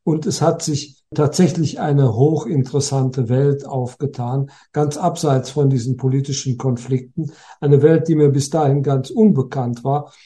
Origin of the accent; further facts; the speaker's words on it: Germany; Bei uns in Deutschland